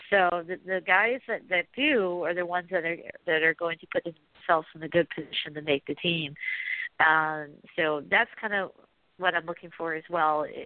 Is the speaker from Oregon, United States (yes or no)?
yes; Oregon, United States; when I was growing up in Oregon, we didn't have an NFL team.